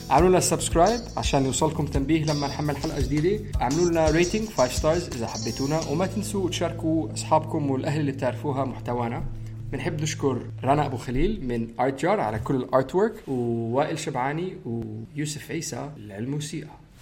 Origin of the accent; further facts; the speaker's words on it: Syria; انا سوري